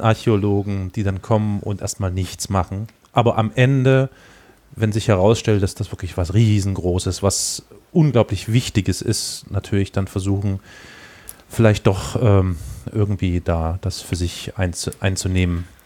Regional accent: East Germany, Germany; ich bin ja Ossi

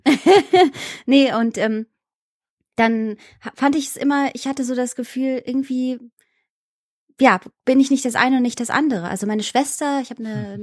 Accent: Saarland, Germany; also born or lived in Iran; Ich habe ähm, meine Kindheit im Saarland verbring, verbr verbringen dürfen, verbracht

